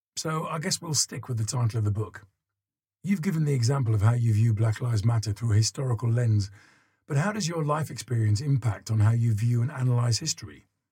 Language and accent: English; Dudley, West Midlands, United Kingdom; I grew up in Dudley in the Midlands, and chains are a part of the Black Country flag